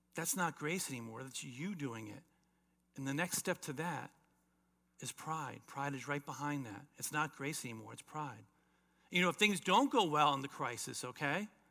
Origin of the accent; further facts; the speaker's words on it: South Florida, United States; as a teenager growing up in South Florida